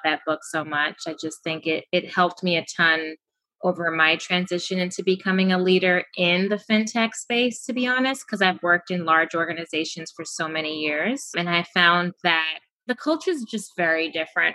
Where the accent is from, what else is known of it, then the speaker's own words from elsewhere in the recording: Kenya; now in New York City, United States; I'm going back to my home country this weekend, actually. I'm going to Kenya, Nairobi